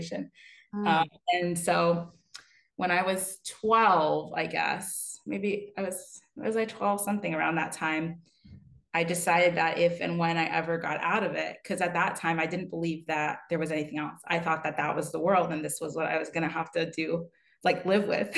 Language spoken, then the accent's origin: English; Pennsylvania, United States; now in New York, United States; I'm from Pennsylvania originally